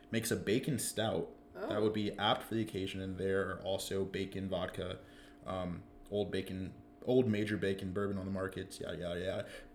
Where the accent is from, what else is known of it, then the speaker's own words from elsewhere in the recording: Atlanta, Georgia, United States; moved away as an adult; now in Greenville, United States; I'm from Atlanta, Georgia.